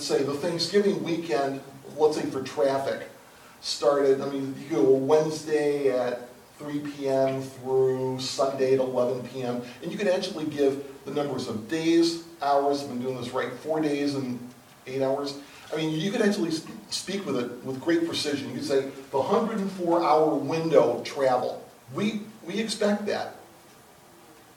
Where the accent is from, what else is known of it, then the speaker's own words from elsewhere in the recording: United States; English-speaking American